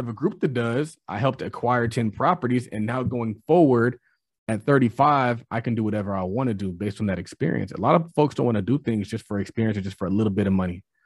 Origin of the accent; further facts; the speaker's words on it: California, United States; I'm from California